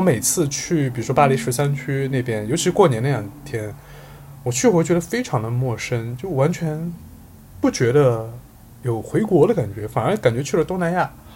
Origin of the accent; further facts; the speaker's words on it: Sichuan, China; moved away; 我作为一个四川人是的，今年第一次打麻将